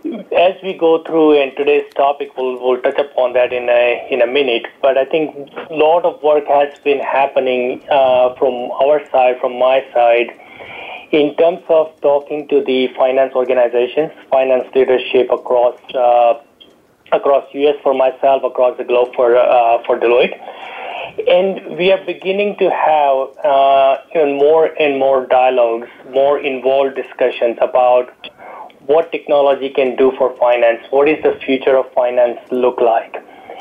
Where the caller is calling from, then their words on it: San Ramon, California, United States; calling from sunny San Ramon, California this morning